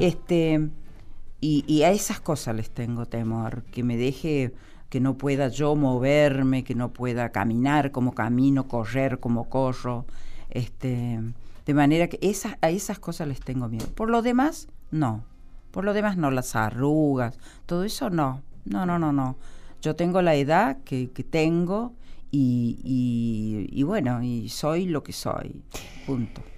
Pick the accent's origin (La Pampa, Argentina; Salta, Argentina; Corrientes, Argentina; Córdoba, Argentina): Córdoba, Argentina; Villa Tulumba; now in Buenos Aires, Argentina; Volví donde nací, en Tulumba, la de Departamento Tulumba